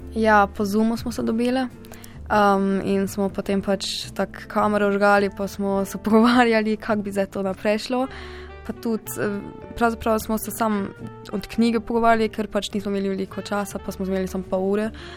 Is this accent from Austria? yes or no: no; Freiburg, Baden-Württemberg, Germany; prihajam iz Nemčije, iz Freiburga